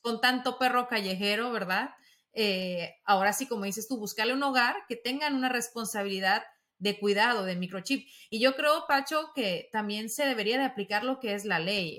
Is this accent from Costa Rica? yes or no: no; Mexico; Yo como mexicana